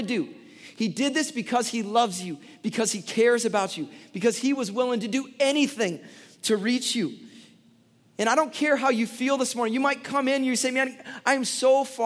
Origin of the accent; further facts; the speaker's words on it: Chicago, Illinois, United States; I grew up in Chicago in the 90s